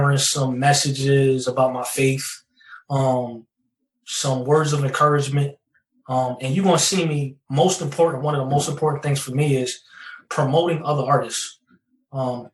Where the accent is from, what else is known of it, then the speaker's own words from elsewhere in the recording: New Jersey, United States; I'm from New Jersey